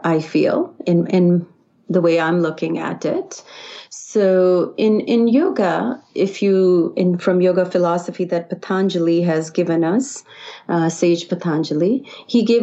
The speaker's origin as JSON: {"language": "English", "country": "India", "tie": "born or raised there", "moved": "as an adult", "lives_now": "United States", "said": "I grew up in India, and I was exposed to yoga early on in school"}